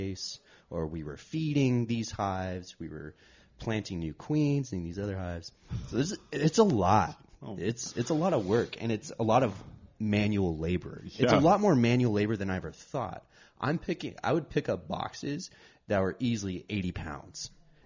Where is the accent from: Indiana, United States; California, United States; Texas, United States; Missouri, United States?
California, United States; Shafter; I grew up in the Central Valley